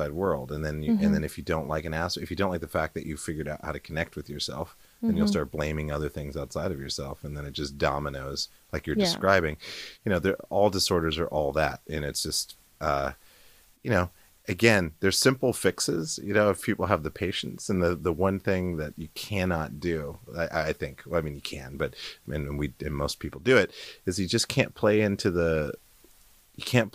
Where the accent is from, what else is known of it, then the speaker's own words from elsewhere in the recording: Montana, United States; growing up in Montana, it's kind of more of a libertarian state